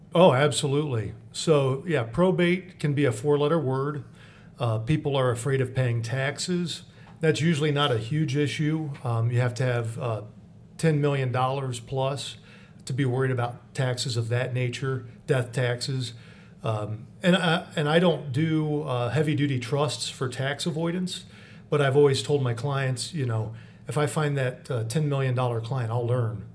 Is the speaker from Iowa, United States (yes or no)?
no; Mansfield, Ohio, United States; I'm a Lexingtonite, I'm from Mansfield, pretty much born and raised